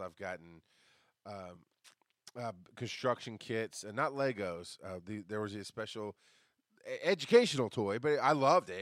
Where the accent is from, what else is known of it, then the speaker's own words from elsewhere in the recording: Orlando, Florida, United States; I was born in Orlando, Florida